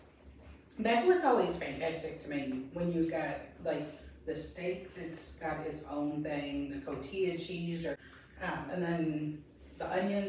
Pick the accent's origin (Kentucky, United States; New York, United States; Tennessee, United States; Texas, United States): Kentucky, United States; Louisville; I grew up in the South End. And where that's located, Colonial Gardens, is a huge fixture in this city